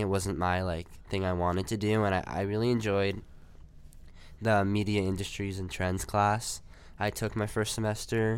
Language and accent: English; New Jersey, United States; I'm from New Jersey